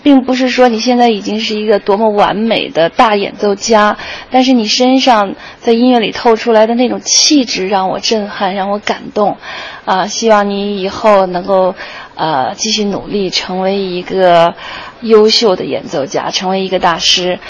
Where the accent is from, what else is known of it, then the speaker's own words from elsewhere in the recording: Tianjin, China; 我的家乡天津